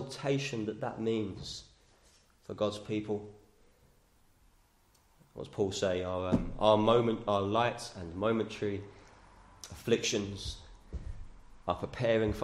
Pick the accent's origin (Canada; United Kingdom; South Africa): United Kingdom; We're British